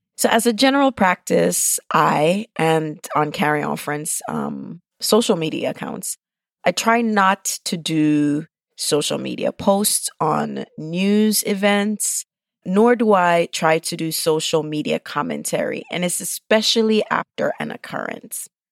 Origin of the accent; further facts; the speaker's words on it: Jamaica; I'm Jamaican